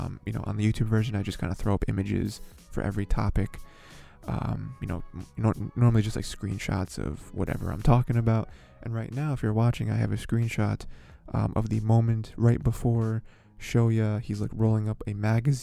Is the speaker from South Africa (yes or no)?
no; United States; I'm an American